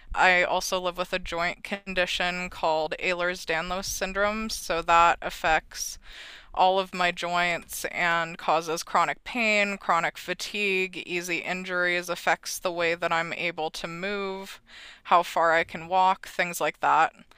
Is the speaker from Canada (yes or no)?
yes; Red Deer, Alberta, Canada; I am from Red Deer, Alberta